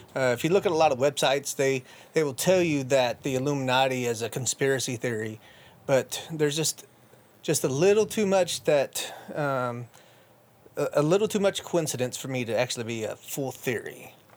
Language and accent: English; Illinois, United States; moved away as an adult; born and raised in Illinois.